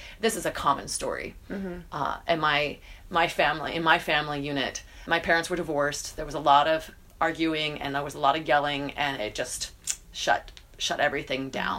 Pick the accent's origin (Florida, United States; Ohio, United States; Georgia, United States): Georgia, United States; Atlanta; In Atlanta, Georgia.